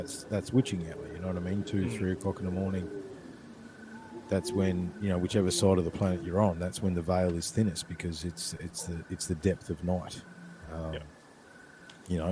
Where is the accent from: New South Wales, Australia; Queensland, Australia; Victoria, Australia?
Victoria, Australia; Ballarat; the creek where I grew up in Brown Hill